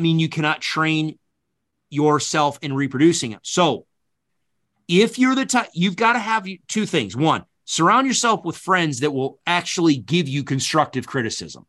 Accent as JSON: {"language": "English", "region": "upstate New York", "country": "United States", "tie": "born or raised there", "also_born_or_lived": "Kentucky"}